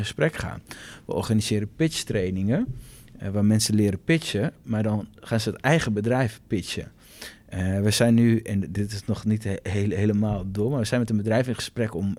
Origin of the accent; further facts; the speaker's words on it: Assen, Drenthe, Netherlands; moved away as an adult; now in Groningen, Netherlands; geboren in Assen. Op een gegeven moment voor de opleiding commerciële economie ben ik naar Groningen verhuisd. Daar woon ik nog steeds.